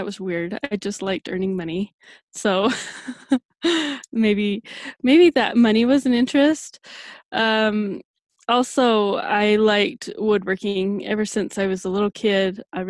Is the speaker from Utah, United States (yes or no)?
yes; Utah, United States; I grew up on a farm in central Utah.